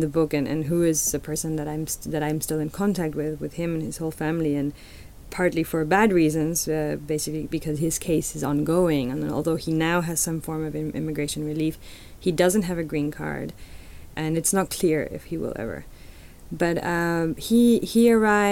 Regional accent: Mexico City, Mexico; moved away; I'm a Chilanga, which means I'm from Mexico City

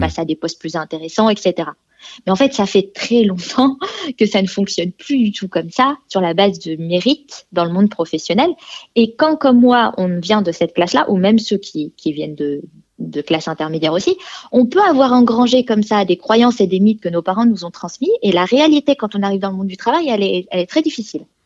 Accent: France; moved away as an adult; now in Sweden; je suis euh, née en France. Je vis maintenant en Suède, mais je suis née en France

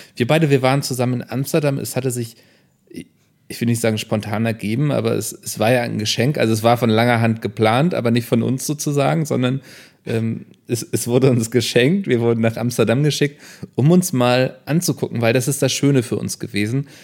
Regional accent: Northern Germany, Germany; für mich als Norddeutscher

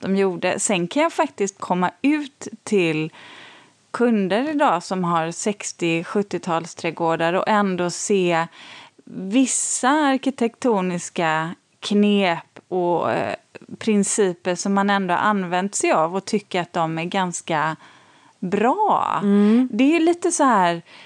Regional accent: Borås, Västra Götaland, Sweden; jag är uppvuxen um, i Borås. Uh, jag flyttade ju dit när jag var fyra, skulle fylla fem.

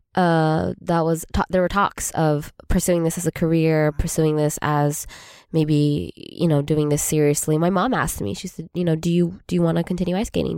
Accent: Arcadia, California, United States; we're both from Arcadia, California

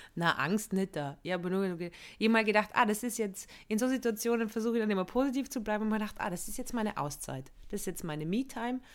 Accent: Innsbruck, Tyrol, Austria; moved away; München, da wo ich aufgewachsen bin

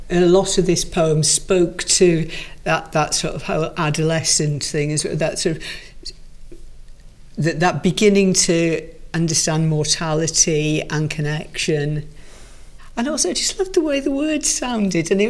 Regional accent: Wales, United Kingdom; accent: Welsh; Obviously, it's a, good Welsh voice is, is perfect for poetry anyway. I mean, mm. I've lost most of my accent, but uh

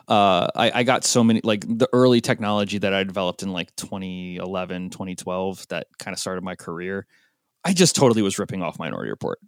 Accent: Portland, Oregon, United States; Portland, Oregon, which is my hometown

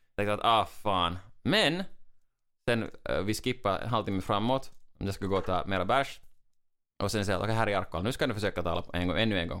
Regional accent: Finland; i Finland säger vi alltid torille, som menar att, att uh, vi, går, vi går till stan, ut på gatan, vet, vi är stolta finnar

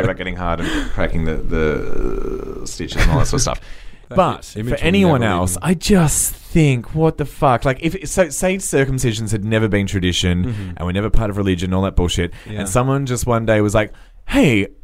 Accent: Australia; I was born in Australia

